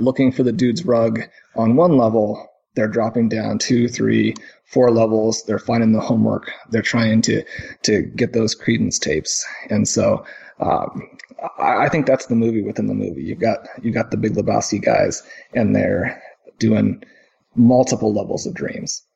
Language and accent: English; Kansas City, United States; where I grew up in Kansas City